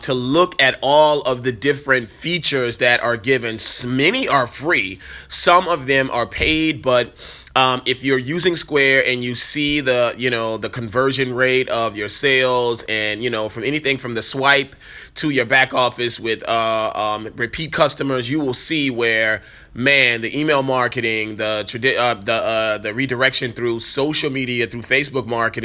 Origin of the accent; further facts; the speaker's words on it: New Orleans, Louisiana, United States; moved away; the beautiful city, which is my hometown